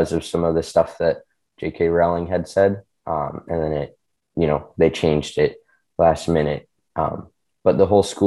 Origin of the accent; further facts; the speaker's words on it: China; moved away; So I grew up in China. I speak Chinese pretty much fluently